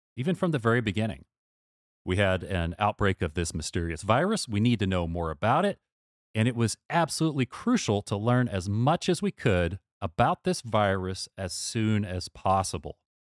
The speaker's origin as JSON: {"language": "English", "country": "United States", "said": "as an American"}